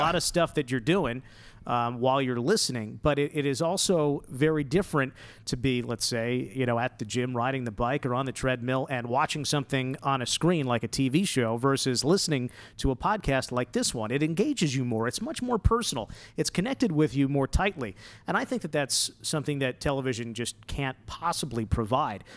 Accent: New Jersey, United States; moved away as an adult; now in Las Vegas, United States; growing up in North Jersey

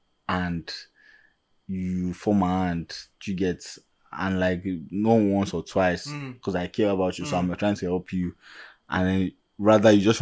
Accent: Nigeria; speaking as Nigerian men and African men

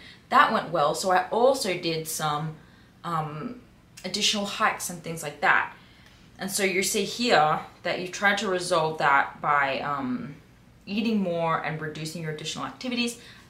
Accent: New York, United States; I got an internship that takes place in Las Vegas. I'm from New York

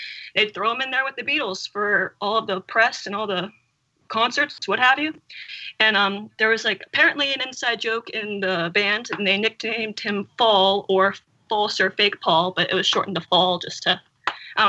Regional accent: Northeast Ohio, United States; moved away as an adult; now in Columbus, United States; I'm actually from Northeast Ohio, but I'm currently a student at Ohio State University, so I'm in Columbus right now

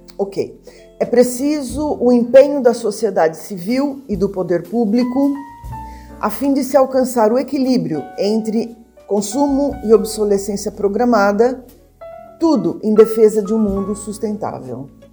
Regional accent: Brazil; eu, enquanto brasileira, eu tenho

